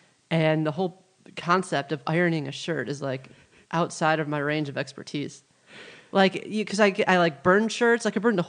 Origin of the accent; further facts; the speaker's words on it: Midwest, United States; now in Los Angeles, United States; And, you know, I'm from the Midwest. Like, I love it out there, and I love, you know, the people and the trees and the grass and that lifestyle. So to be out in L.A., it's it kind of goes against who I am.